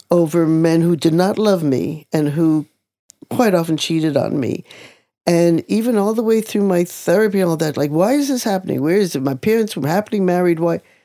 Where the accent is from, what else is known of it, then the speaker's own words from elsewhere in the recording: Jerusalem, Jerusalem District, Israel; now in New York, United States; I was born in 1945, and I was born in Jerusalem, Israel